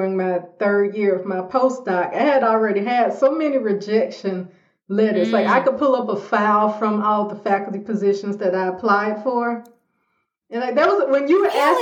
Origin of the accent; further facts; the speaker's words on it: Montgomery, Alabama, United States; moved away as an adult; also born or lived in Boston; I'm from Montgomery, Alabama.